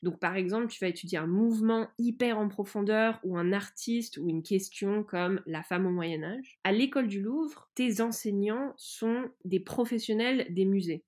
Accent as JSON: {"language": "French", "country": "France", "tie": "born or raised there", "said": "j'ai grandi en France"}